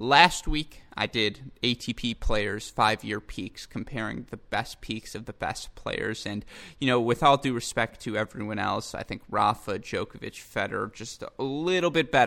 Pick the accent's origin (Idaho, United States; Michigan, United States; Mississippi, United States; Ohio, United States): Michigan, United States; West Bloomfield; grew up at my local club, sports club of West Bloomfield